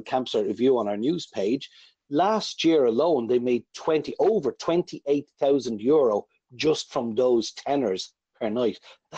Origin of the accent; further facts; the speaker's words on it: Ireland; we're Irish after all.